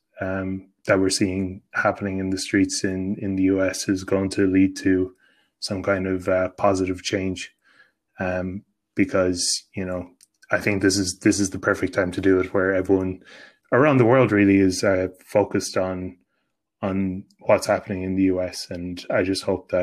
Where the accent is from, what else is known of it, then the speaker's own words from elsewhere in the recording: Ireland; I'm not an American, and you know, I'm not only am I white, I'm Irish